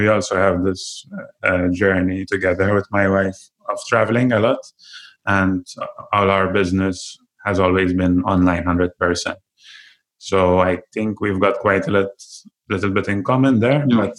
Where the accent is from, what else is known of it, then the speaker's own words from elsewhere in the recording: Malta; I'm from Malta